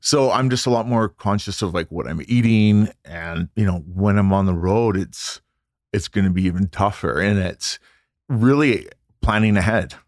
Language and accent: English; Vancouver, British Columbia, Canada; I grew up in Vancouver, British